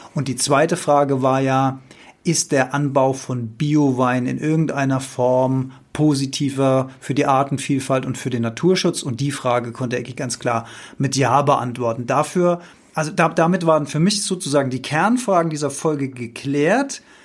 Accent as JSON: {"language": "German", "area": "Rhenish Hesse", "region": "Rhineland-Palatinate", "country": "Germany", "tie": "born or raised there", "said": "ich bin in Rheinhessen aufgewachsen."}